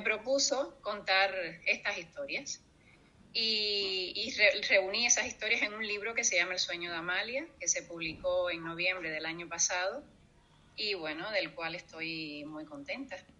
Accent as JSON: {"language": "Spanish", "country": "Cuba", "tie": "born or raised there", "also_born_or_lived": "Iceland", "moved": "as an adult", "lives_now": "Gran Canaria, Spain", "said": "yo nací en Cuba eh, hace ya 50, casi 52 años"}